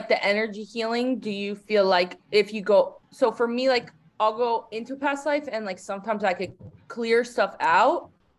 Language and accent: English; Massachusetts, United States; That's so where I grew up in Massachusetts.